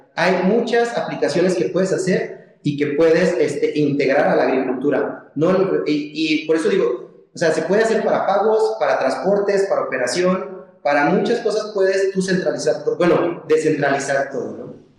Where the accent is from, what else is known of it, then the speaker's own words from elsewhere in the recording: Mexico; como, como mexicanos y, personas que nos dedicamos a la agricultura